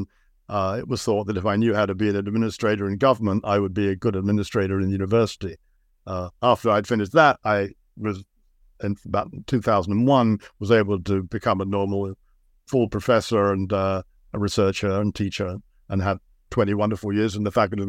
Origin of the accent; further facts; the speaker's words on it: London, United Kingdom; moved away as an adult; now in Canada; I came over to Canada from Britain to study at UBC, and I was really struck by how beautiful the environment was. I had grown up in London, a London suburb in the UK, so the contrast was enormous.